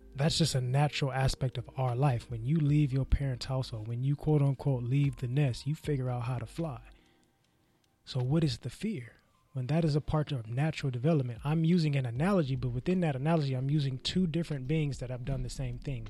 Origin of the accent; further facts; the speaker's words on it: the Bay Area, California, United States; I was growing up in the Bay